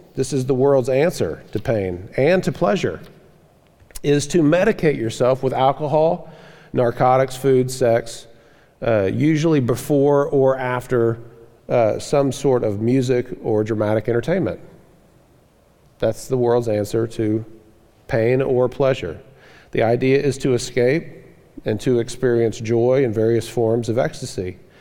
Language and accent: English; Florida, United States; moved away; I grew up in the South, in Florida, down the South